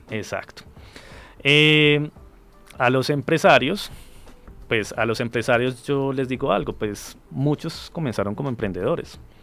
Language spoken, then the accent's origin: Spanish; Colombia; soy de Colombia